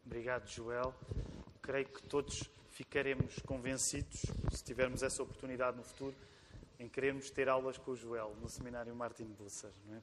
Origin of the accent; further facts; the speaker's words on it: Portugal; nós que somos portugueses também